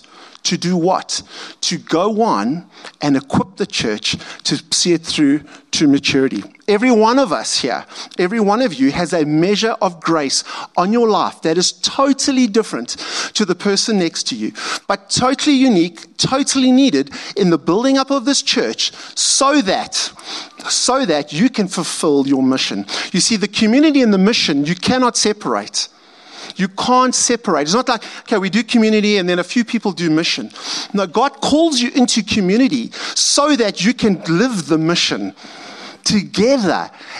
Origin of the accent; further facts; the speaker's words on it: Montana, United States; I grew up as a farm boy in a little farm town of about 500 people. And there's remnants of how I grew up around Montana.